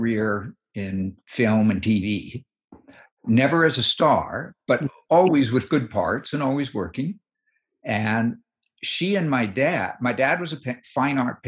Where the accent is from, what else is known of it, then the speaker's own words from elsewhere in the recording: Los Angeles, California, United States; also born or lived in San Diego / New York City; I grew up in Hollywood.